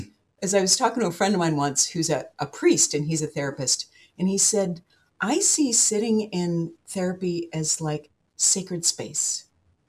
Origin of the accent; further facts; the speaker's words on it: Seattle, Washington, United States; I'm from Seattle